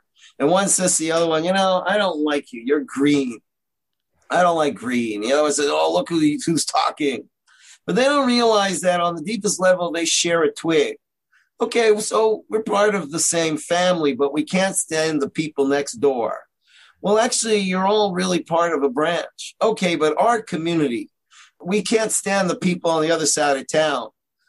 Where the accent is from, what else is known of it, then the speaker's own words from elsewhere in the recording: Toronto, Ontario, Canada; now in Israel; I'm from Toronto, Canada. You probably don't recognize that because I sound like I'm from New York, but that's because I moved to Israel.